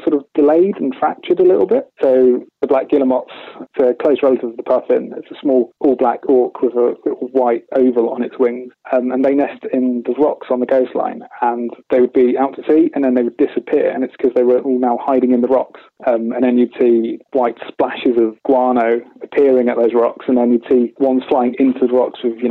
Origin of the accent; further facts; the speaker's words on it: East Anglia, East of England, United Kingdom; Growing up in East Anglia